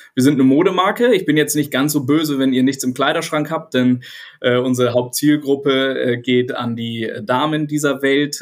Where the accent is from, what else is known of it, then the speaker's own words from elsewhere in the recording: Hamburg, Germany; Ich bin Hamburger Jung und inzwischen 43 Jahre alt